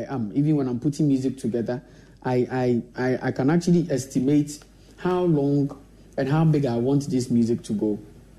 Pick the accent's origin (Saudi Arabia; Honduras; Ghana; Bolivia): Ghana; Accra, Greater Accra; I was a young boy who was being nurtured in Fadama, and it's not easy in Fadama, so my whole plan was how to get my craft to be heard, even if I'm from Fadama.